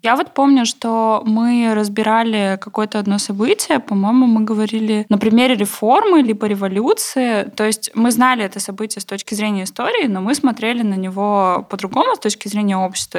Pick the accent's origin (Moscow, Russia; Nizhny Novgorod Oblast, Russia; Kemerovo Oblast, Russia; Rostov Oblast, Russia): Kemerovo Oblast, Russia; Novokuznetsk; в городе Новокузнецке, откуда я родом